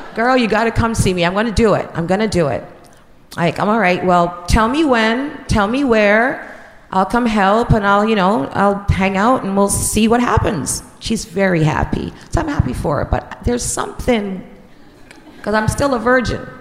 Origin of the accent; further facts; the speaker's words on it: Jamaica; moved away; I'm from Jamaica and I'm 16